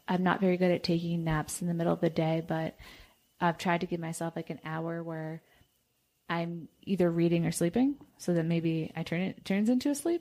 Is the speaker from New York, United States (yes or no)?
yes; New York, United States; I'm from New York